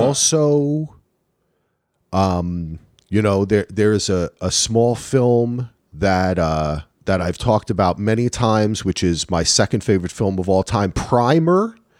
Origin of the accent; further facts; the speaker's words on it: New Jersey, United States; moved away; I am from New Jersey